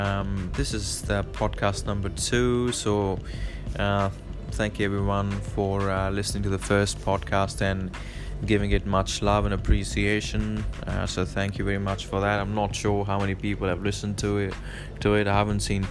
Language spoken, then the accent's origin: English; Victoria, Australia; also born or lived in Point Cook, Melbourne; I'm from Victoria